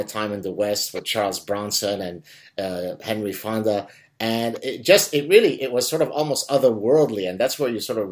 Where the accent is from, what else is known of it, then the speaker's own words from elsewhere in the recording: Lebanon; English is a second language; now in Montreal, Canada; when I was growing up in Lebanon and I didn't speak really English